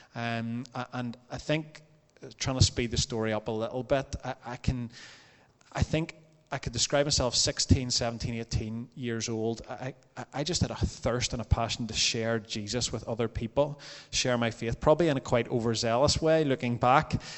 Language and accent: English; Templepatrick, Northern Ireland, United Kingdom; I grew up in Templepatrick